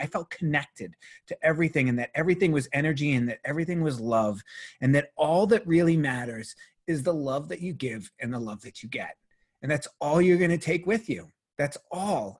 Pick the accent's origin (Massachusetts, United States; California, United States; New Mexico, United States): Massachusetts, United States; Boston; I was raised Catholic in Boston, Massachusetts